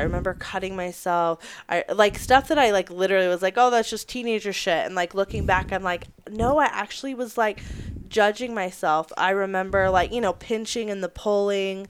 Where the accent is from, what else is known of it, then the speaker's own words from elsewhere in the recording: Las Vegas, Nevada, United States; I'm from Las Vegas originally, born and raised there